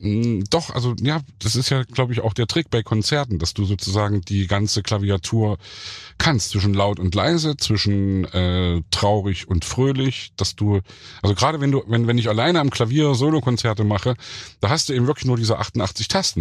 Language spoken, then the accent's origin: German; Leipzig, Saxony, Germany; ich bin ja im Thomaner Chor groß geworden